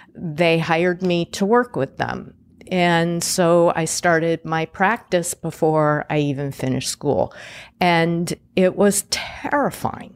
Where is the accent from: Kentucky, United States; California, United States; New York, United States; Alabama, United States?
California, United States; Pasadena; also born or lived in Indianapolis, Indiana / Boston, Massachusetts; I grew up in Pasadena, California